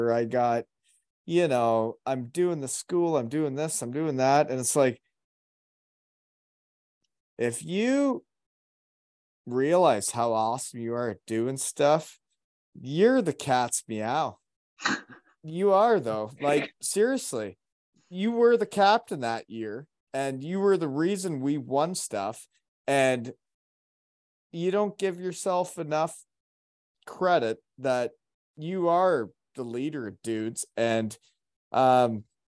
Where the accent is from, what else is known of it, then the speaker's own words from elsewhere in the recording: Elmira, Ontario, Canada; now in Kincardine, Canada; When I grew up in Elmira, there was not a team of girls hockey players.